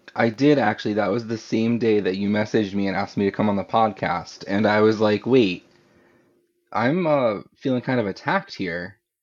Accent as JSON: {"language": "English", "region": "Florida", "country": "United States", "tie": "born or raised there", "moved": "yes", "lives_now": "New England, United States", "said": "I'm, I'm from New England, and I, well, I grew up in Florida, but I live in New England now"}